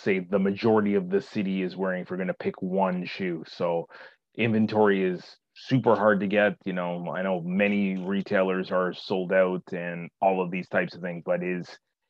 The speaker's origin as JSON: {"language": "English", "town": "Toronto", "region": "Ontario", "country": "Canada", "tie": "born or raised there", "said": "summer is not that long in Toronto per se, where I grew up, and particularly I grew up in Scarborough."}